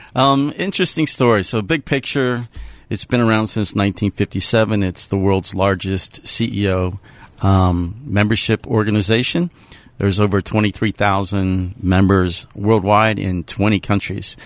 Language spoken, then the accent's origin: English; Pittsburgh, Pennsylvania, United States; I'm a Pittsburgher. I grew up in, uh, North Hills